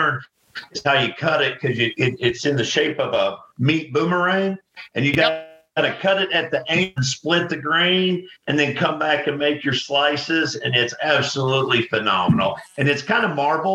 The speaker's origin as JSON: {"language": "English", "region": "Missouri", "country": "United States", "tie": "born or raised there", "also_born_or_lived": "Texas", "moved": "yes", "said": "growing up in Missouri"}